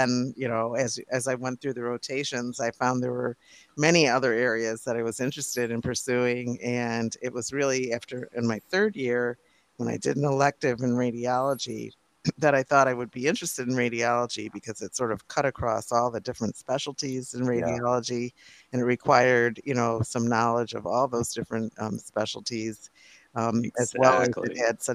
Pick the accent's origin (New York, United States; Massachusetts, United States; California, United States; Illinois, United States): New York, United States; Rochester; now in Boston, United States; where I grew up in Rochester, New York, and it snowed there a lot